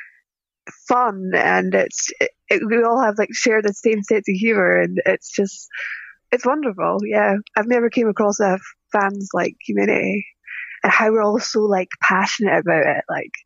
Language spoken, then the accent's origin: English; Scottish Highlands, Scotland, United Kingdom; I'm from Scotland in the Highlands.